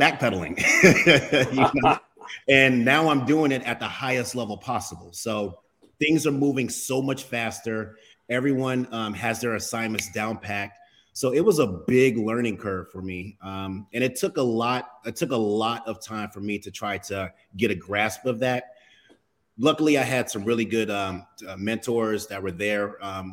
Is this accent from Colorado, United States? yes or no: no; Oklahoma, United States; I was born in Oklahoma